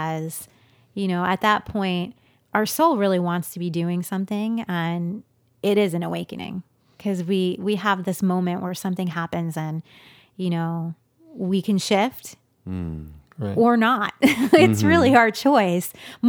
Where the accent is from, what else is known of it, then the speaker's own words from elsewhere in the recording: New York, United States; In New York.